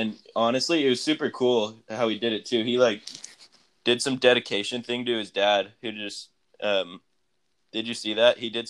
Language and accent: English; Bay Area, California, United States; I'm from the Bay Area